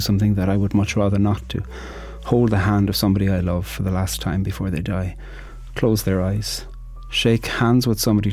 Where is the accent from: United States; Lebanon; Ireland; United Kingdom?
Ireland; I'm an Irish poet